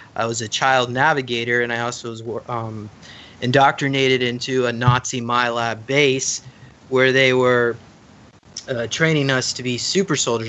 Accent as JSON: {"language": "English", "town": "Charlotte", "region": "North Carolina", "country": "United States", "tie": "born or raised there", "said": "I grew up in Charlotte, North Carolina"}